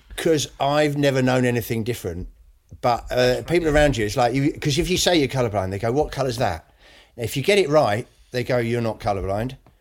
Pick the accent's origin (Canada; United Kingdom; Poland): United Kingdom; I haven't got a huge amount of pride in being British